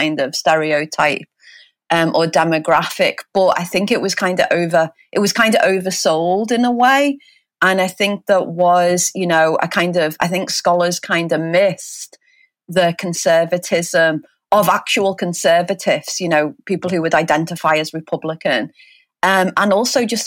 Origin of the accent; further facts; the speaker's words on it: Liverpool, North West England, United Kingdom; I'm from England, I'm a Liverpoolian.